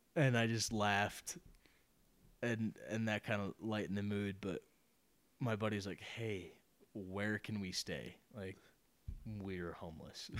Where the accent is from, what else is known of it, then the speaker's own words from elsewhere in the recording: Detroit, Michigan, United States; I'm from Detroit